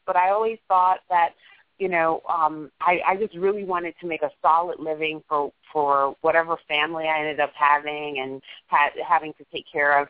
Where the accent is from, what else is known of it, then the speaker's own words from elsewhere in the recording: New York City, New York, United States; born and raised in New York, a, a, a Manhattanite through and through